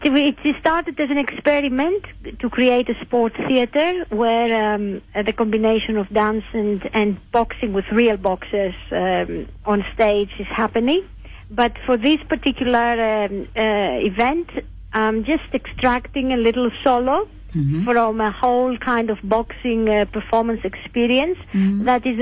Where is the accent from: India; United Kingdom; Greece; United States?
Greece; English is a second language; I'm Greek.